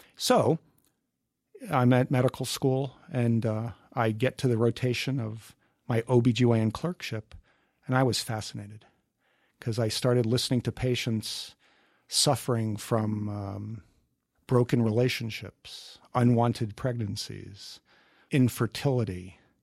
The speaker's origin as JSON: {"language": "English", "town": "Mahwah", "region": "New Jersey", "country": "United States", "tie": "born or raised there", "also_born_or_lived": "Mobile, Alabama / Norfolk, Virginia", "moved": "as an adult", "said": "I grew up in northern New Jersey, Mawa, Bergen County."}